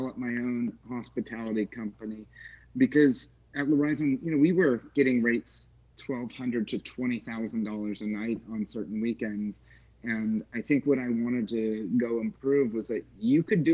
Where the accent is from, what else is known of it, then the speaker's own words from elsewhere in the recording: Palm Springs, California, United States; moved away as an adult; now in Nashville, United States; I grew up in Palm Springs